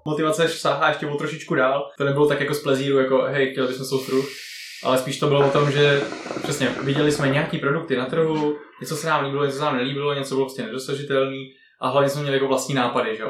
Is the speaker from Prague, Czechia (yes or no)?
yes; Prague, Czechia; Já, já jsem, já jsem Pražák rodili